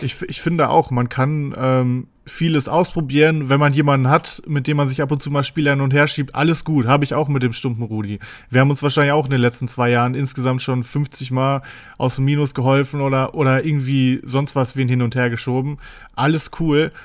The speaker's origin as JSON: {"language": "German", "town": "Paderborn", "region": "North Rhine-Westphalia", "country": "Germany", "said": "Bei uns in Paderborn"}